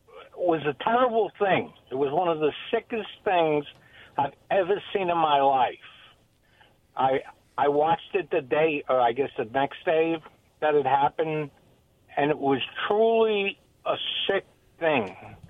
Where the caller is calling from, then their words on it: Kennewick, Washington, United States; Yeah, … from Kennewick.